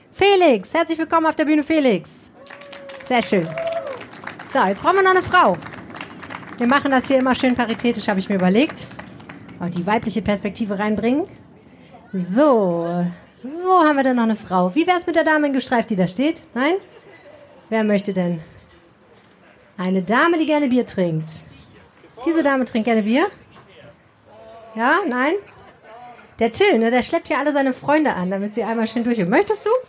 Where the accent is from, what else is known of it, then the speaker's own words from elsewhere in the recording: Northern Germany, Germany; Auf jeden Fall, ich komme ja aus Norddeutschland, Flens.